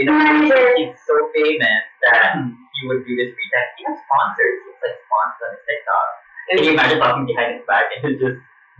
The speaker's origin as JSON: {"language": "English", "town": "San Pedro", "region": "Laguna", "country": "Philippines", "said": "And also, he's from Letran. And I'm from San Pedro."}